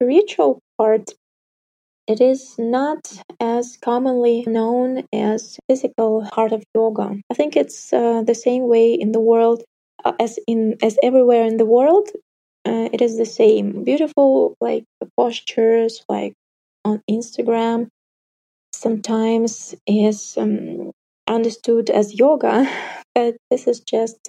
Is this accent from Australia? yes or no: no; North Kazakhstan Region, Kazakhstan; now in Almaty, Kazakhstan; my hometown, for example, it's in the north Kazakhstan, like 50,000 people, not a single yoga teacher there